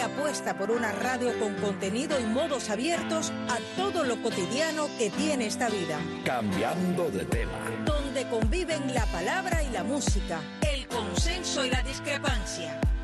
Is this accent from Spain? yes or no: no; Cuba; Como muchos de los que nacimos en lo que llamamos en Cuba el campo